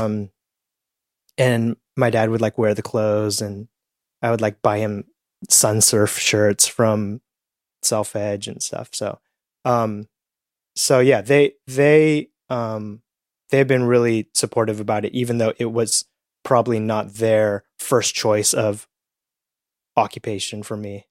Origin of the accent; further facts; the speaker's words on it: Petaluma, California, United States; also born or lived in Edmonton, Canada; we grew up in Petaluma, California, which is about an hour north of San Francisco